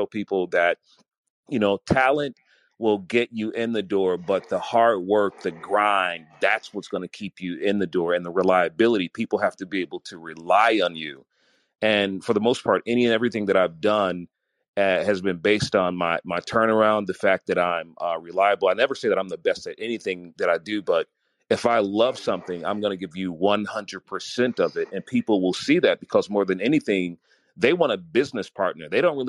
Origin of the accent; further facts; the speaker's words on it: Chicago, Illinois, United States; Not only did I get to know the radio personalities that were in my hometown, I found radio personalities that were in other cities that other people would not listen to. And I thought, you know, in my city, they were the best in Chicago.